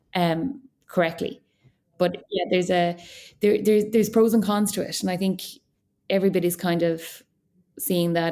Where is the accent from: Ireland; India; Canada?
Ireland; Kinvara, Connacht; I'm from Kimbara, which is on the border of Clare and Galway